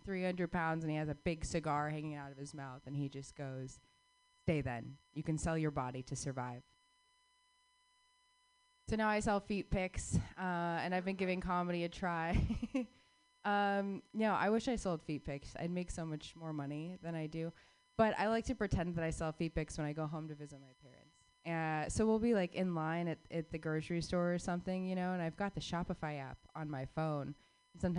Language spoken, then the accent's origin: English; Phoenix, Arizona, United States; I was born and raised in Phoenix, Arizona